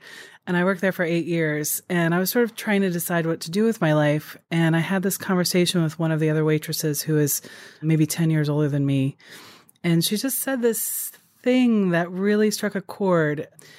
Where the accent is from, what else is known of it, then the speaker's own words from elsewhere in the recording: Japan; I grew up in Japan